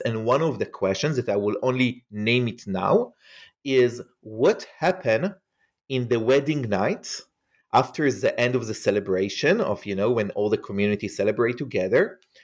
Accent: Israel; English is a second language; as you can hear probably from my accent, um, I am not an American. I grew up in Israel

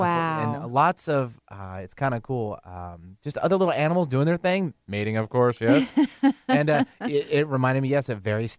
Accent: Soldotna, Alaska, United States; going through elementary school up in Alaska. And I'm from Soldotna, Alaska, which is just south of Anchorage on the Kenai.

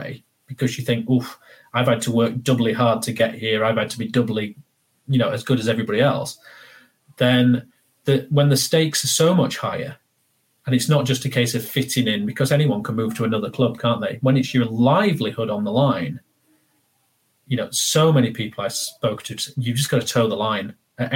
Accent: Barnsley, Yorkshire and the Humber, United Kingdom; Barnsley, where I'm from. And I would just respond by saying, I'm from Yorkshire

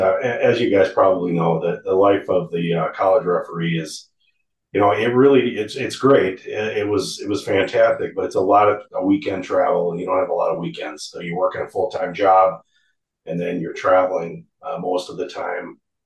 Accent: Woodbury, Minnesota, United States; also born or lived in Bemidji, Minnesota; I'm from Woodbury, just suburb outside of St. Paul

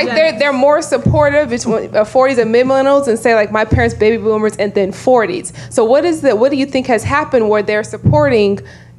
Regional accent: California, United States; moved away as an adult; now in Washington, D.C., United States; But I'm originally from California. Mm-hmm. So interesting that she talked about racism and colorism. Growing up in California, of course, diverse, multi-diverse. Moving to D.C. almost 9 years ago now, it's a lot of deep south roots, lots of things going on.

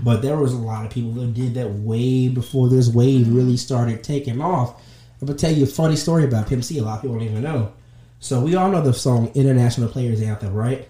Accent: the South, United States; I'm from the South

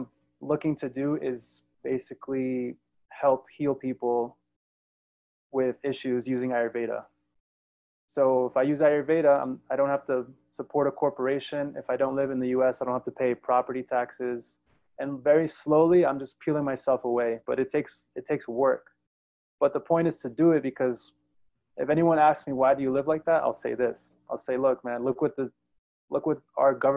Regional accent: New York, United States; moved away; also born or lived in South Florida / San Francisco; I was born in New York, grew up in New York and in South Florida

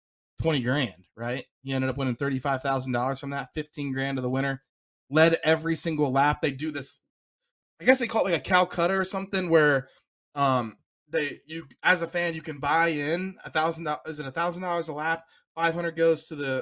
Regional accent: Ohio, United States; I'm from Ohio

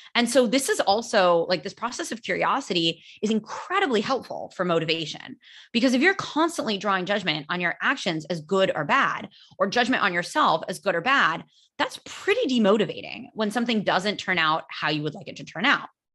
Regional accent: United States; first language English; now in Spain; I am American

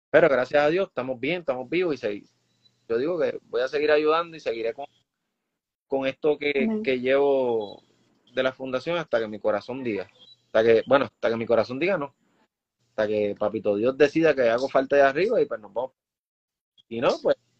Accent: Puerto Rico; Como puertorriqueños

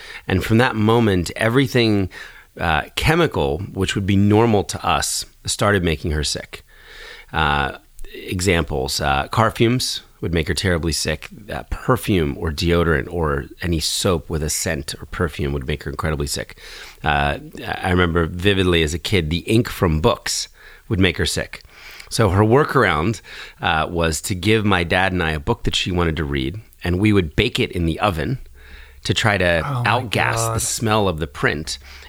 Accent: New Jersey, United States; also born or lived in Philadelphia; And when I was four, we moved from Philadelphia to get closer to my dad's new job. To the suburbs of southern Jersey.

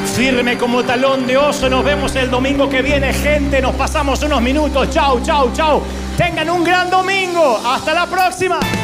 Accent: Argentina; Me va a salir el argentino de adentro.

